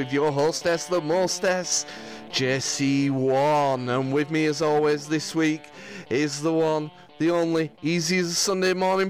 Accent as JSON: {"language": "English", "area": "Lancashire", "region": "North West England", "country": "United Kingdom", "said": "I don't know why I've gone all American here, as I'm from Lancashire."}